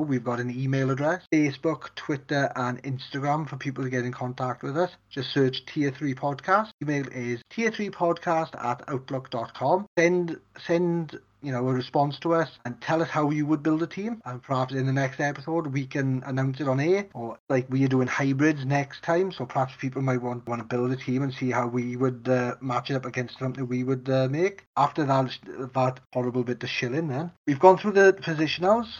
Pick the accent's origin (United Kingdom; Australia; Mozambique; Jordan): United Kingdom; Wales; I'm Welsh.